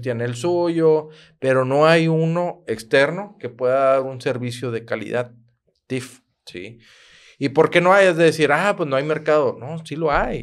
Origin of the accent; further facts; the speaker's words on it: Monterrey, Nuevo León, Mexico; also born or lived in Santiago, Nuevo León / García, Nuevo León; yo soy de Monterrey, mi primer año fui en Santiago